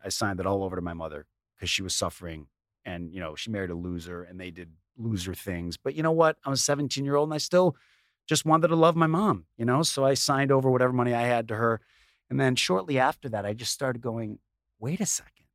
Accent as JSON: {"language": "English", "town": "Chicago", "region": "Illinois", "country": "United States", "tie": "born or raised there", "said": "we grew up in Chicago, in the suburbs"}